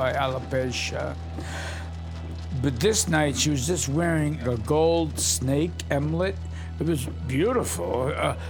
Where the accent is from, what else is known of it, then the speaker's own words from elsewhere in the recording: New York City, New York, United States; I was a runaway from Brooklyn. My parents worked for the city of New York